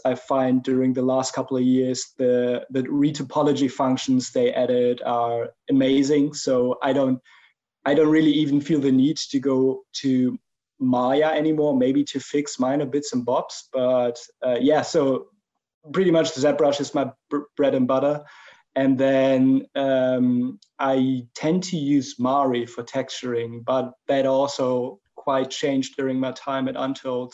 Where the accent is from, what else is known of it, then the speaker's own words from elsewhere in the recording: Germany; English is a second language; as you might pick up from my accent, I'm, I'm from Germany